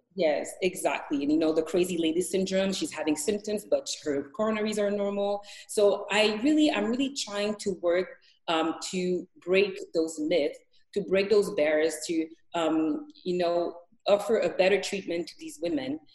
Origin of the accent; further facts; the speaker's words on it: Montreal, Quebec, Canada; moved away as an adult; also born or lived in Edmonton, Canada; now in Thunder Bay, Canada; I grew up in Montreal